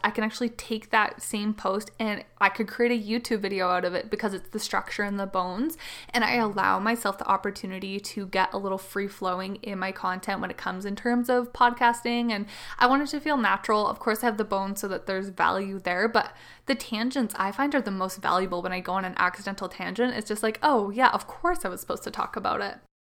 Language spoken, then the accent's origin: English; Canada; I am the Canadian mama